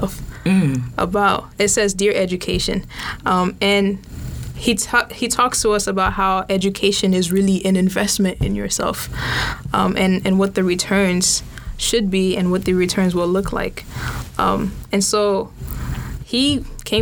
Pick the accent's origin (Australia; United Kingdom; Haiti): Haiti; now in Orlando, United States; I'm Haitian. I'm from Haiti.